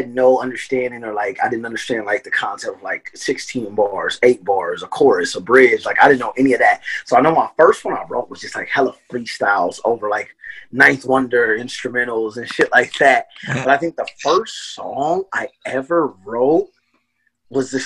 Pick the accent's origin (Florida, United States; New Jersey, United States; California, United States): California, United States; Lancaster; now in Portland, United States; I'm from Lancaster, California.